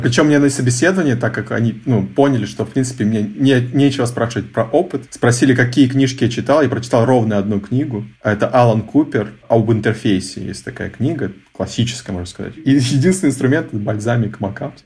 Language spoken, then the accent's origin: Russian; Novosibirsk, Novosibirsk Oblast, Russia; moved away; я из Новосибирска.